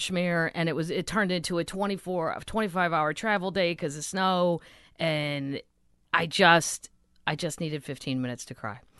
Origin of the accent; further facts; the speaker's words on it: St. Louis, Missouri, United States; moved away; I'm from Saint Louis originally